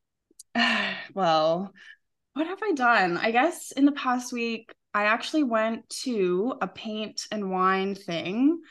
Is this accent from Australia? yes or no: no; Western Canada, Canada; moved away as an adult; now in Spain; I'm Canadian